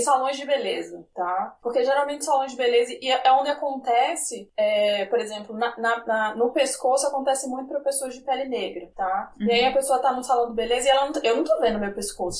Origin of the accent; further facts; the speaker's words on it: Sergipe, Brazil; Eu digo que eu sou sergipana